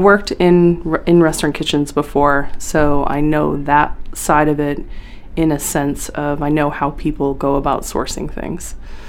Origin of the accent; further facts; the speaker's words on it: Wiscasset, Maine, United States; Wiscasset's a strange little town. I mean, they've been in the news lately, but it was very different when I was there. It was a really lovely place